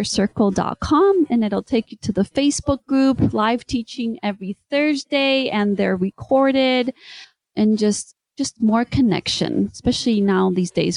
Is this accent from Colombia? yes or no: no; Spain; first language English; I was born in Spain, my mom was American, and so she only spoke English to us until we started to go to school